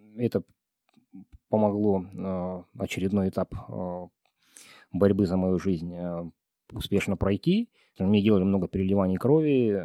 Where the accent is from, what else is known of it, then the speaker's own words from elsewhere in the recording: Dombay, Caucasus, Karachay-Cherkessia, Russia; now in Almaty, Kazakhstan; в Донбай на Кавказе, в моем ну, родном регионе